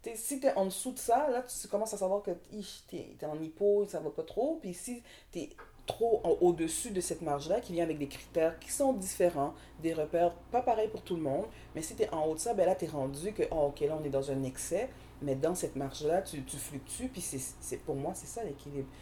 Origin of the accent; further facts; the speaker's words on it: Montreal, Quebec, Canada; also born or lived in Saint-Michel, Montreal / Dollard-des-Ormeaux; Moi, je viens de Montréal. Je suis née à Montréal.